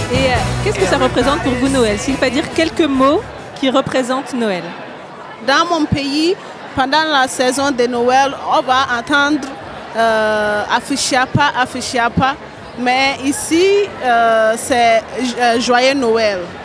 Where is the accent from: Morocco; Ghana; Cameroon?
Ghana; now in France; je viens du Ghana aussi